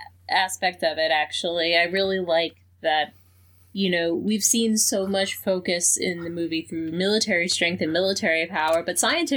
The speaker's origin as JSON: {"language": "English", "town": "New York City", "region": "New York", "country": "United States", "said": "as a New Yorker"}